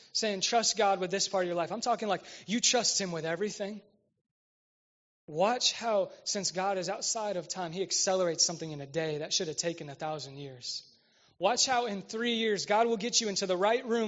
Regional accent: Westfield, Indiana, United States; I'm from Westfield

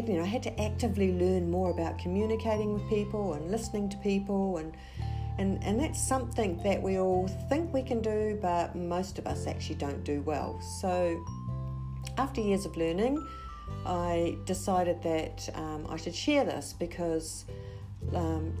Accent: New Zealand; So I am originally from New Zealand

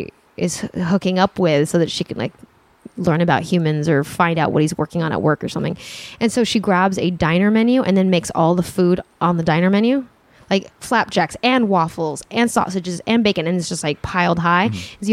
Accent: Santa Monica, California, United States; Santa Monica, actually.

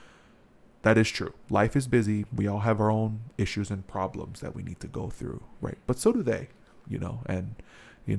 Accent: Hawaii, United States; I'm from Hawaii.

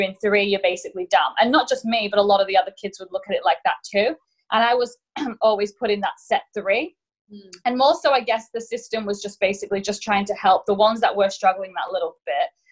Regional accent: England, United Kingdom; moved away as an adult; also born or lived in Mallorca, Spain; now in Australia; I'm originally from England and my grandparents actually lived in Spain as I grew up

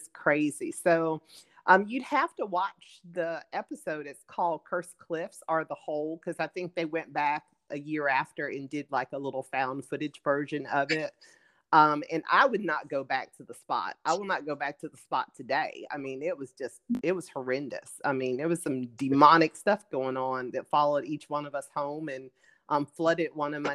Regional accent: Pensacola, Florida, United States; where I'm from the Bible Belt in Pensacola, Florida

